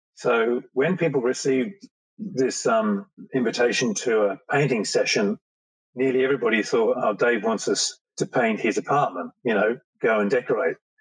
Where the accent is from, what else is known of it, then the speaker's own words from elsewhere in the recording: England, United Kingdom; moved away; I was born in England